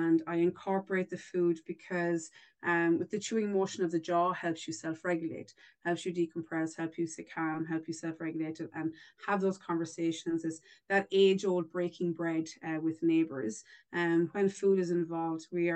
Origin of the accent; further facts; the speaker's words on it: Ireland; accent: Irish; moved away as an adult; now in Alberta, Canada; I am Irish. I should have, in case nobody realized by my accent there, I'm definitely not from the East Coast. I'm further afield. I am Irish.